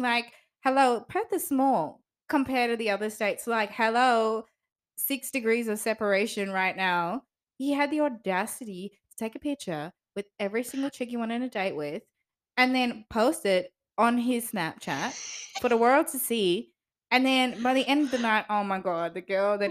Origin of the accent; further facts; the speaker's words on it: South Africa; now in Australia; we're South African